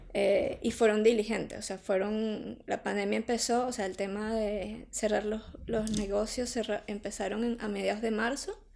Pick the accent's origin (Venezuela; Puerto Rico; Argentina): Venezuela; moved away as an adult; now in Madrid, Spain; como venezolanas eh, que hemos venido a, a Madrid a o a España a, a reiniciar nuestra vida